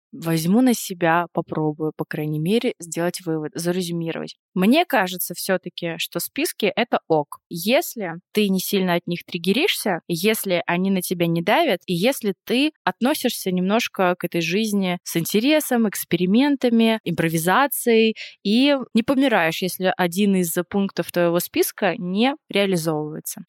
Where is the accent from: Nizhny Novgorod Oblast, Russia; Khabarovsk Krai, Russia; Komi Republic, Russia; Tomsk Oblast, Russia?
Komi Republic, Russia; Vorkuta; moved away; я из Воркуты. Значит, это маленький город за полярным кругом, очень бедный